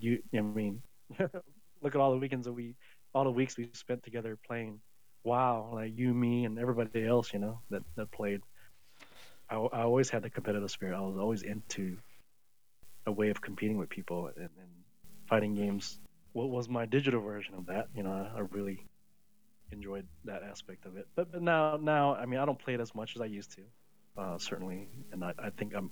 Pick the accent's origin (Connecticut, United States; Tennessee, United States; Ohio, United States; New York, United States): Tennessee, United States; growing up in Tennessee